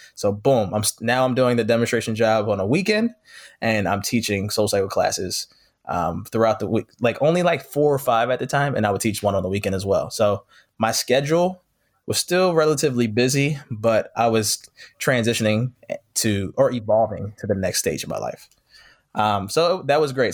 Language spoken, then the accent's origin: English; Philadelphia, Pennsylvania, United States; moved away as an adult; now in Los Angeles, United States; I'm from Philadelphia, originally born and raised